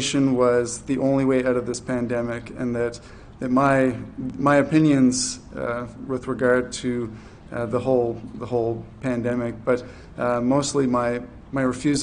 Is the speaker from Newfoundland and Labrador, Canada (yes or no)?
no; New Brunswick, Canada; moved away as an adult; also born or lived in Fredericton, New Brunswick; now in Charlottetown, Canada; I'm from New Brunswick, and for 11 years I did ministry in New Brunswick, Fredericton